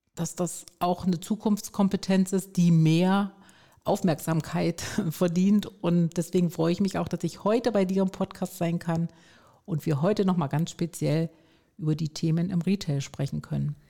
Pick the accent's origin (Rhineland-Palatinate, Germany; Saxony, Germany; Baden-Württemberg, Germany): Baden-Württemberg, Germany; Stuttgart; komme aus Stuttgart